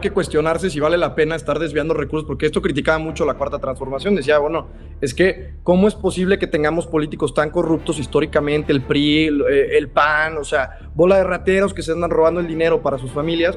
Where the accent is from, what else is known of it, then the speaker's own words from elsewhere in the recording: Mexico; nosotros como mexicanos